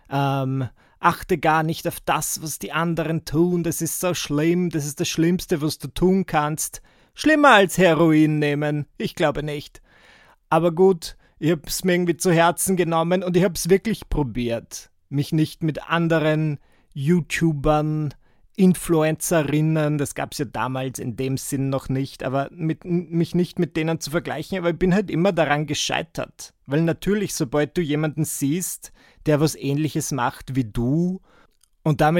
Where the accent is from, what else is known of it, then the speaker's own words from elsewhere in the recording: Müllendorf, Burgenland, Austria; Also ich bin aus Müllendorf im Burgenland und die Anna ist aus Mörbisch.